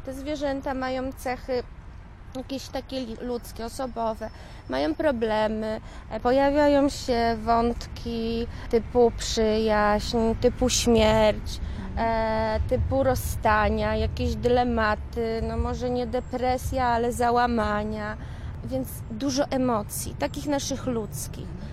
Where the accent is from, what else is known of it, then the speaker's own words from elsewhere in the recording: Szczecin, West Pomeranian Voivodeship, Poland; moved away; also born or lived in Poznań; pochodzę z Niebuszewa